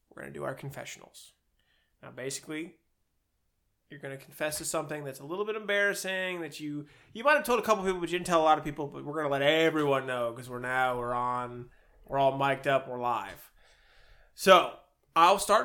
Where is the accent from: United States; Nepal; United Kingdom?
United States; Cleveland, Ohio; I'm from Cleveland. I'm a Browns fan through and through